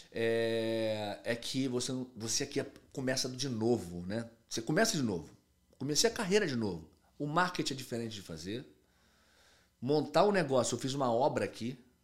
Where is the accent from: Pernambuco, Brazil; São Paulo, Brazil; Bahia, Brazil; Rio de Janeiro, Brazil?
Rio de Janeiro, Brazil; moved away as an adult; now in Miami, United States; Eu sou do Rio de Janeiro